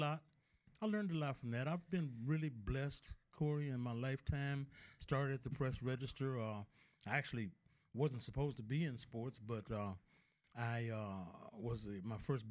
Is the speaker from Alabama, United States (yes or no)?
yes; Mobile, Alabama, United States; also born or lived in Detroit; I was born and raised in Africatown